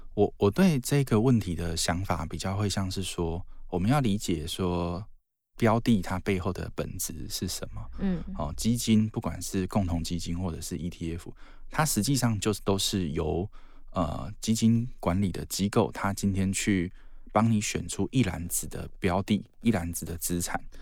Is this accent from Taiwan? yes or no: yes; southern Taiwan, Taiwan; now in northern Taiwan; 像我小时候是在，呃，南部长大